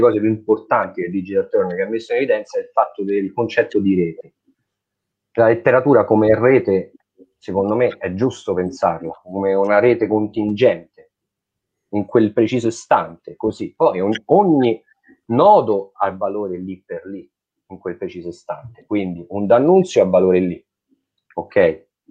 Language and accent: Italian; Italy; Noi ci sentiamo italiani, nasciamo e siamo italiani, così, senza volerlo, senza decidere